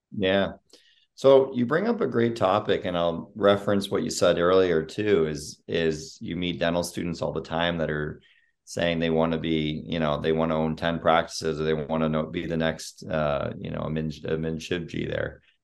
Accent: Sarnia, Ontario, Canada; moved away as an adult; now in United States; I was born and raised in Sarnia, Ontario

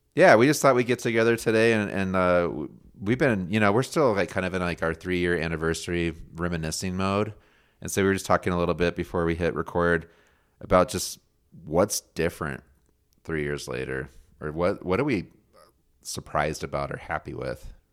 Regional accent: United States; I'm an American too

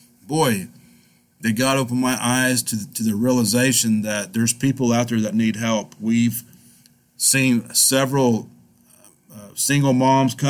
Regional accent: El Reno, Oklahoma, United States; I wanted to do something in my hometown of El Reno. It's something that I just wanted to do for the community that I grew up in.

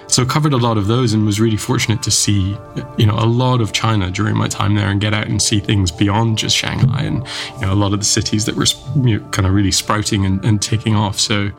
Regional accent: Scotland, United Kingdom; very happy memories of growing up in Scotland, certainly. As many people know, it's a very wet country, but it's also a very beautiful country.

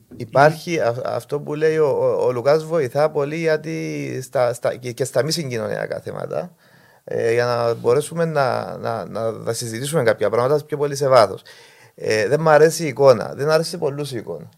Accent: Limassol, Limassol District, Cyprus; Εγώ ε, γεννήθηκα στη Λεμεσό, μεγάλωσα και έζησα το μόλο τη Λεμεσού

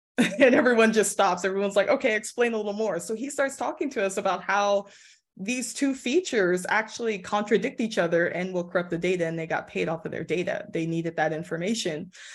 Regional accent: Los Angeles, California, United States; I live in the Valley of L A. So it's really calm, really chill area, but also not, like, about twenty minutes away from, like, downtown in Hollywood. So it's not far from all the action, but that's where I grew up, and I'm back here.

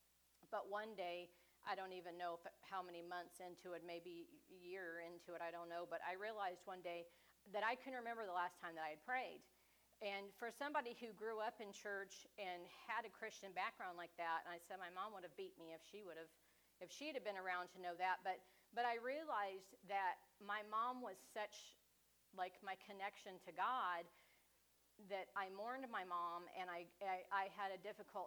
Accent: Independence, United States; moved away as an adult; now in Richmond; I grew up in Independence in a church called Full Gospel

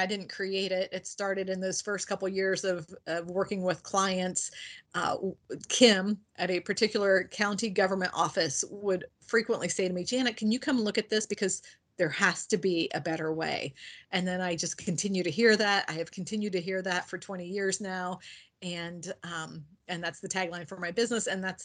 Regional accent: Indiana, United States; now in Ohio, United States; I live in Ohio. I'm originally from Indiana. I tell people I am still a Hoosier at heart.

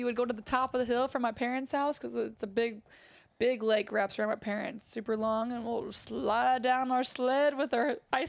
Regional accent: Illinois, United States; I'm from Illinois. I'm from the Midwest.

